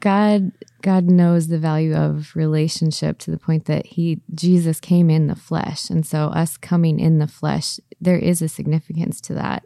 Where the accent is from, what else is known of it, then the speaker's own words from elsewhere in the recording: Southern California, United States; I grew up in Southern California